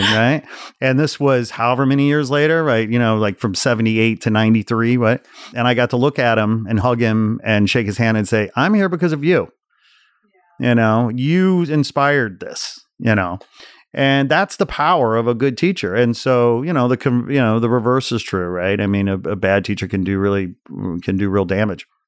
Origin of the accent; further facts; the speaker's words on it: the Midwest outside Chicago, Illinois, United States; growing up in the Midwest outside Chicago, seventies and eighties, I graduated high school eighty-eight